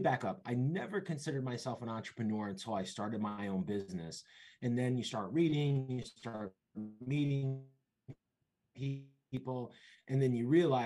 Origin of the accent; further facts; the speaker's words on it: Bridgeport, Connecticut, United States; also born or lived in Rhode Island / Boston / Seymour, Connecticut; I'm originally from Bridgeport, Connecticut. I've been born and raised in Connecticut